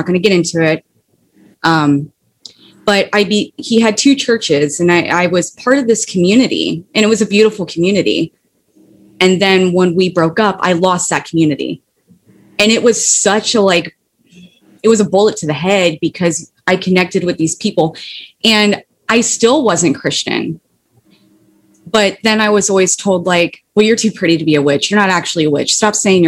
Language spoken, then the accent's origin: English; Ohio, United States; moved away; also born or lived in Florida; I moved back to Ohio from Florida